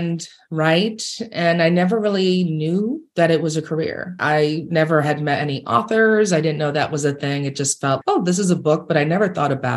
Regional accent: New York, United States; I grew up in New York

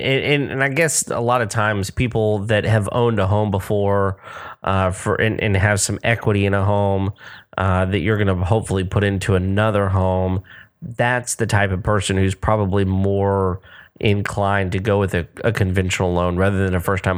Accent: Texas, United States; I'm from the South

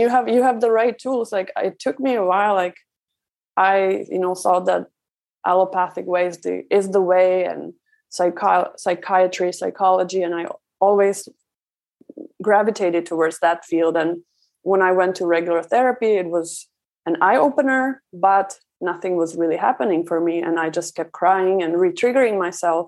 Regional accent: Czechia; moved away; I was raised in Czech Republic

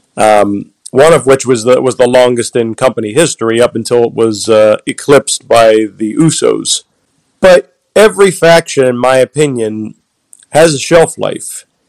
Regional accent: Philadelphia, Pennsylvania, United States; it's my hometown.

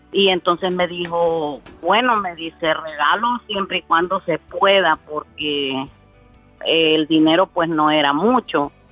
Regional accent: Honduras; now in Miami, United States; soy mitad hondureña y mitad salvadoreña.

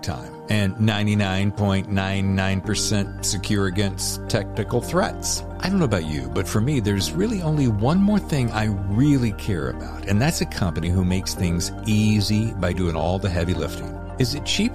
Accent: the South, United States; moved away; I'm from the South originally

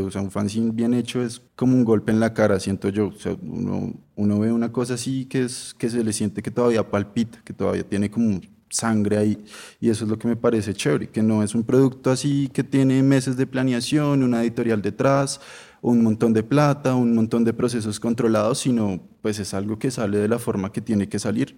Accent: Bogotá, Colombia; Yo soy de Suba, que eso pues es re en la nada

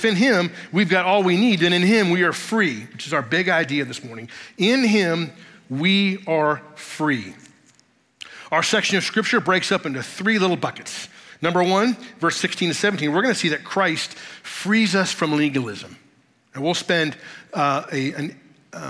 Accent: Woodbridge, Virginia, United States; I was raised in Virginia, specifically in Northern Virginia, suburb of Washington, D.C., a little town called Woodbridge

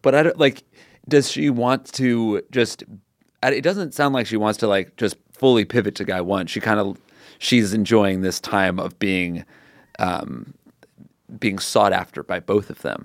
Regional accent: Connecticut, United States; now in Los Angeles, United States; I grew up on the East Coast, I grew up in Connecticut.

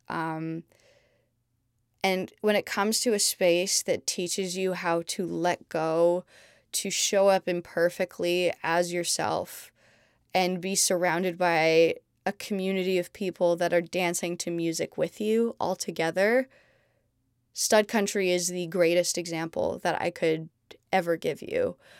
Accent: Montreal, Quebec, Canada; born or raised there; also born or lived in London, United Kingdom; now in Los Angeles, United States

